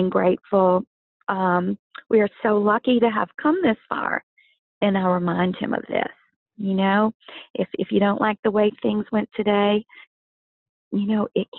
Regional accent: Louisiana, United States; growing up in Louisiana, I do have my favorites to cook.

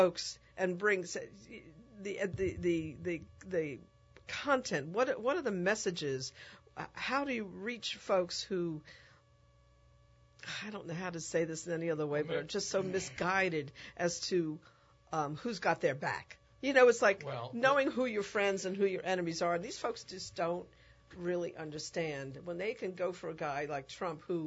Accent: New York City, New York, United States; I grew up in the Bronx

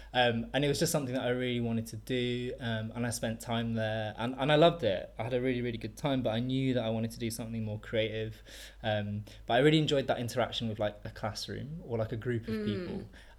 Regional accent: York, Yorkshire and the Humber, United Kingdom; moved away as an adult; also born or lived in Japan; now in London, United Kingdom; I grew up in York in the north of England

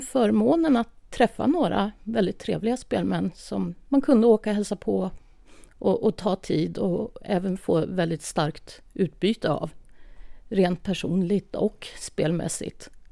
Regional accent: outside Stockholm, Stockholm County, Sweden; moved away as an adult; now in Hammerdal, Sweden; jag är uppväxt utanför Stockholm

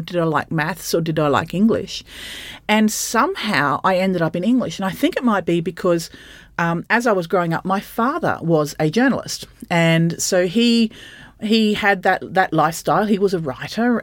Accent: Bundaberg, Queensland, Australia; I grew up in Bundaberg

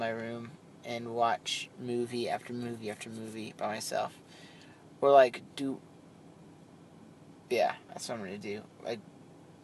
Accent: the South, United States; We've been in the South longer than you guys were even in the country.

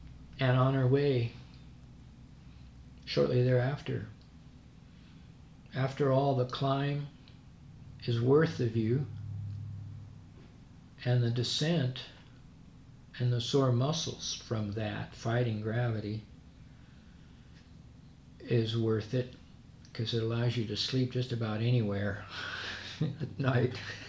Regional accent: Scotland, United Kingdom; I'm Scottish, he was, and I've shared some of the trails he created.

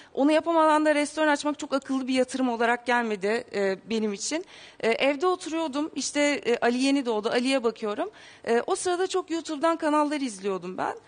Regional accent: Bursa, Turkey; Bursalıyız. Bursa'da yaşıyorduk.

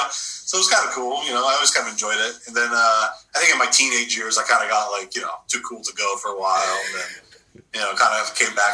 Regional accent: New Jersey, United States; now in Florida, United States; I was born and raised in New Jersey for you know the first part of my life.

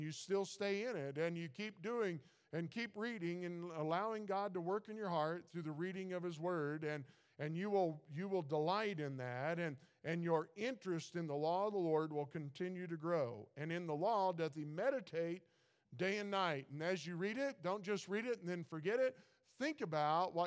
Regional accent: Missouri, United States; moved away; I grew up in Missouri

